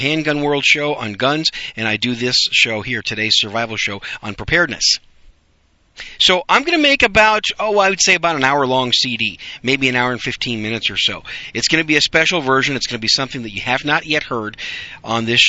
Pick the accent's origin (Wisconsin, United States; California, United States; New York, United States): Wisconsin, United States; I grew up in Wisconsin